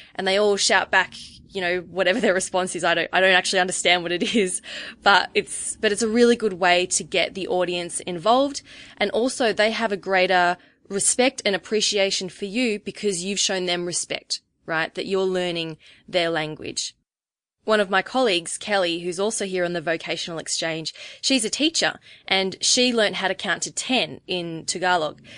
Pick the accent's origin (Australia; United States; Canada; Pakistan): Australia; accent: Australian; as an Australian, I always say brekkie instead of breakfast.